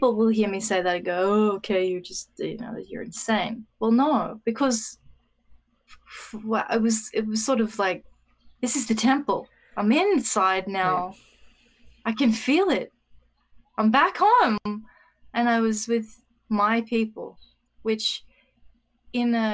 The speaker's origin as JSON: {"language": "English", "country": "Australia", "said": "my experience as an Australian"}